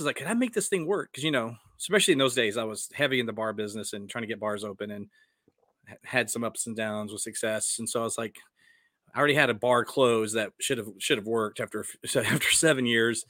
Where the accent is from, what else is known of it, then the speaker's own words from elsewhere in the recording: Dallas, Texas, United States; moved away; also born or lived in Westwood, New Jersey; my hometown of Dallas